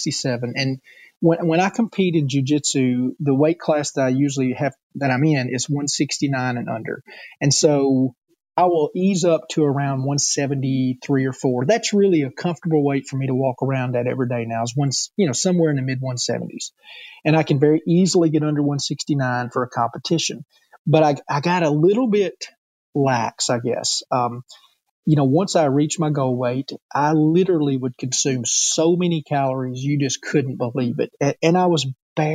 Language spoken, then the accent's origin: English; the South, United States; accent: Southern; I'm born and raised in the South, and all my people sound Southern